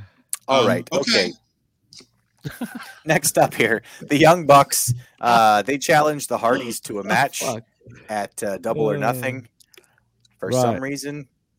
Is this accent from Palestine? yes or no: no; Canada; I'll get back to being silly Canadian